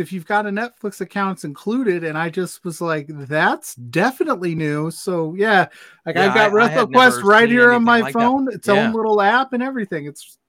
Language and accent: English; South Bend, Indiana, United States; I'm from South Bend.